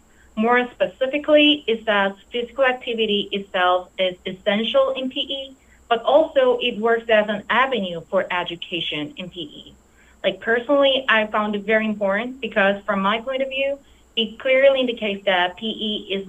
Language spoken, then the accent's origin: English; South Korea; moved away as an adult; now in North Carolina, United States; I originally born and raised in South Korea